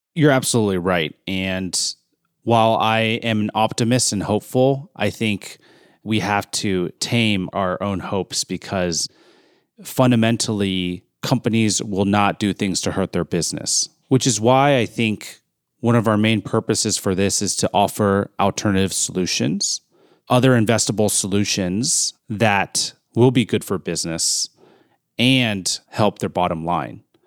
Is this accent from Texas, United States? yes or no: no; Bay Area, California, United States; moved away; I grew up in the Bay Area during the solar boom